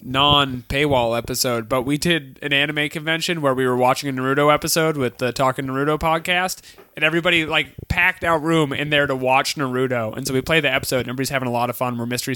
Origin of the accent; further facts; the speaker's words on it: Chicago, Illinois, United States; I'm from Chicago.